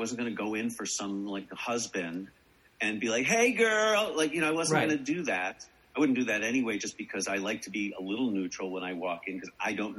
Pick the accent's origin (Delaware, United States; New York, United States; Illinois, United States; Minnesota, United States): Illinois, United States; Chicago; I'm from Chicago